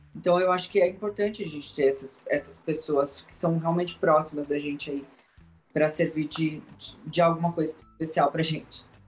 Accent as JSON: {"language": "Portuguese", "country": "Brazil", "said": "essa representatividade do meu país"}